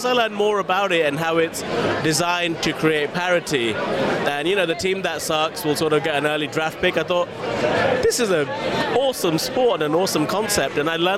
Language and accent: English; India; And I'm Indian, so even above cricket, right?